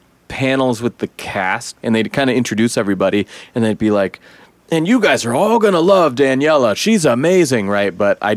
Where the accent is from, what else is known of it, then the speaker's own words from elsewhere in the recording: Eugene, Oregon, United States; I was raised in Eugene.